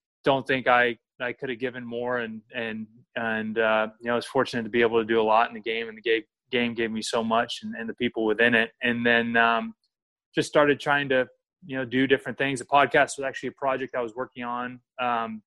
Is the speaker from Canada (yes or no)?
no; Sacramento, California, United States; So I grew up in Sacramento. Typical American kid